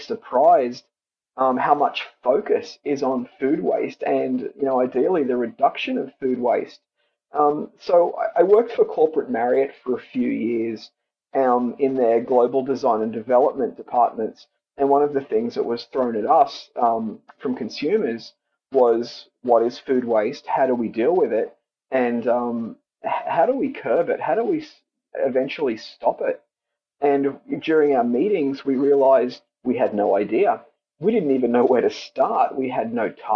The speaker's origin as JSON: {"language": "English", "country": "Australia", "tie": "born or raised there", "moved": "yes", "said": "I grew up in Australia on a cattle station, which was primarily beef cattle."}